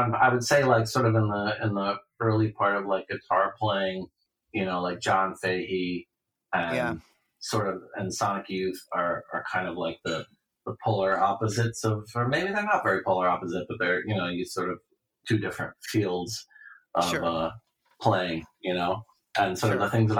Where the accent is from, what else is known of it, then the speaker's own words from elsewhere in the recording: Ohio, United States; in the Midwest, growing up in Ohio.